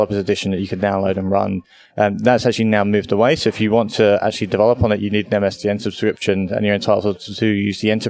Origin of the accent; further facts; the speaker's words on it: United Kingdom; moved away as an adult; now in Australia; I am a British person living in Australia. I've been here 2 years